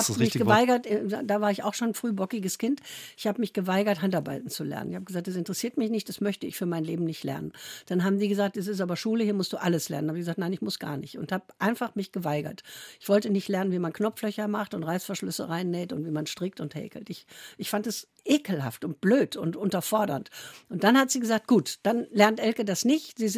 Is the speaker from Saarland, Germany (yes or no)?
no; Korbach, Hesse, Germany; born there; Ich bin ja noch im Krieg geboren, ja. Hm. 43 war noch Krieg. Und ich bin in Hessen, in Korbach, nur deshalb geboren, weil die schwangeren Frauen alle aus äh